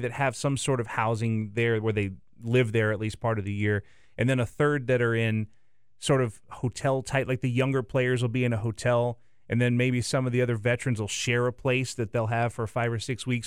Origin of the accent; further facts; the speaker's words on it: the South, United States; now in Milwaukee, United States; I grew up in the South